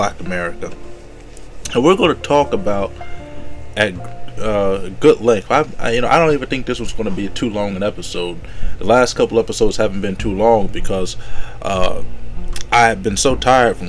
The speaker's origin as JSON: {"language": "English", "region": "the South", "country": "United States", "accent": "long draw", "said": "I'm from the South. We have a long draw in the way that we speak"}